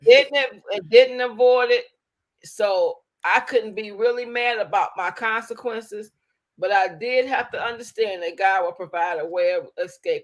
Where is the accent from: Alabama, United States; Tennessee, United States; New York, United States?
Alabama, United States; now in Detroit, United States; I was born in Alabama, partially raised both in Alabama and Detroit